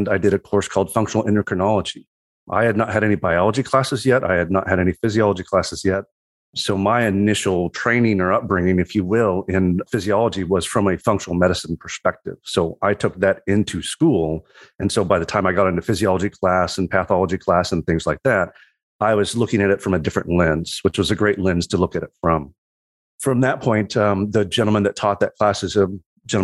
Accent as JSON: {"language": "English", "region": "Southwest Missouri", "country": "United States", "tie": "born or raised there", "also_born_or_lived": "Colorado / St. Louis", "moved": "yes", "said": "I grew up in Southwest Missouri"}